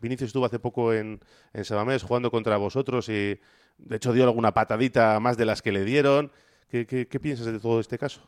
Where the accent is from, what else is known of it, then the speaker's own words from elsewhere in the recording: Bilbao, Basque Country, Spain; soy de Bilbao también